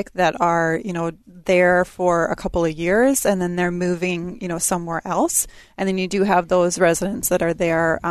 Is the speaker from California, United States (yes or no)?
no; Eden Prairie, Minnesota, United States; also born or lived in Sioux Falls, South Dakota; now in Brooklyn Park, United States; I also grew up here in Eden Prairie